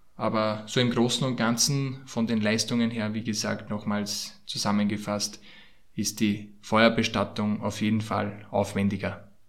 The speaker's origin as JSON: {"language": "German", "country": "Austria", "said": "bei uns in Österreich"}